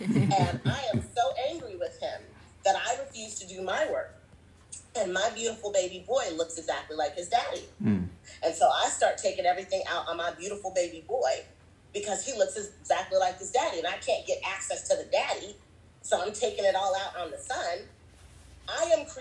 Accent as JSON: {"language": "English", "country": "United States", "tie": "born or raised there", "also_born_or_lived": "Zimbabwe", "said": "I was born and raised in America."}